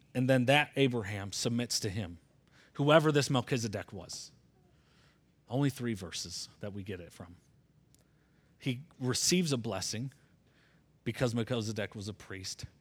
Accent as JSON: {"language": "English", "region": "Michigan", "country": "United States", "said": "I'm from Michigan"}